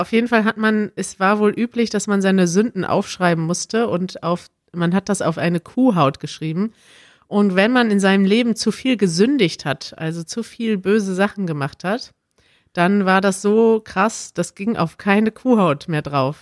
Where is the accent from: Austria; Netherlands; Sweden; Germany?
Germany; als Deutscher